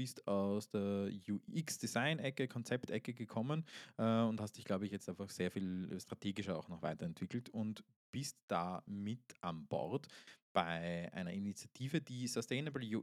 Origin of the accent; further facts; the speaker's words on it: Austria; Ich bin Österreicher, das ist furchtbar.